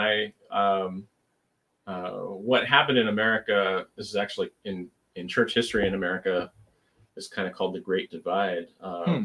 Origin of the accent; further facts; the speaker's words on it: United States; as an American Christian